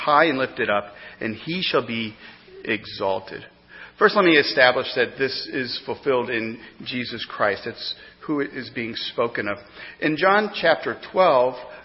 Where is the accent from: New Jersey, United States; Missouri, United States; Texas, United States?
Missouri, United States; now in East Coast, United States; growing up in Missouri had a lot of advantages